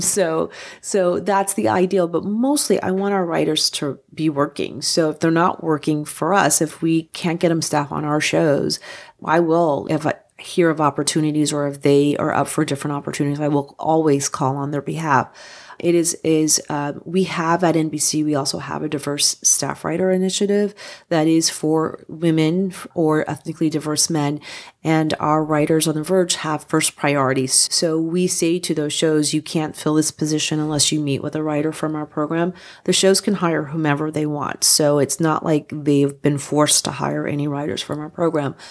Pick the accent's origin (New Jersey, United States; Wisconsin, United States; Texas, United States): New Jersey, United States; moved away; I'm from New Jersey originally